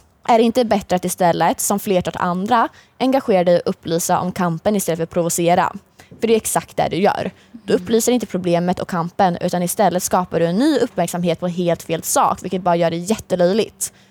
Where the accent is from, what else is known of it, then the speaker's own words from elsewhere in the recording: Linköping, Östergötland, Sweden; Jag är uppväxt i Linköping, jag har bott största delen av mitt liv i Linköping